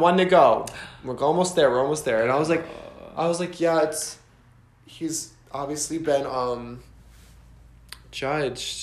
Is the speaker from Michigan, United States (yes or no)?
yes; Michigan, United States; moved away; I'm from Michigan